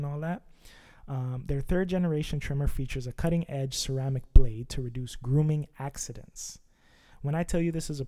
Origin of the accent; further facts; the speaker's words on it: Canada; I'm from Canada